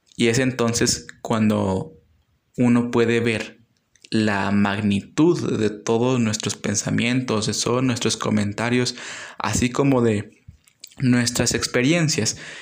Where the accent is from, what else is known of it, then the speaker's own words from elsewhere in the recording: Mexico; como pueblo mexicano